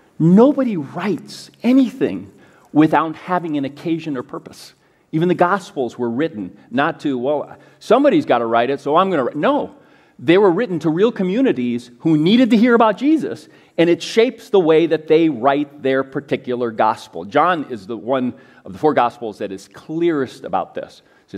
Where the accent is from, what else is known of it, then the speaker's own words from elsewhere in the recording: United States; And a lot of things we miss because we are very American.